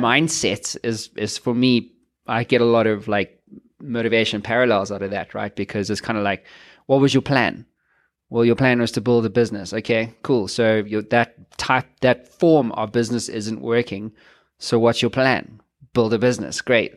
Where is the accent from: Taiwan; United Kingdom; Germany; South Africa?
South Africa; I'm South African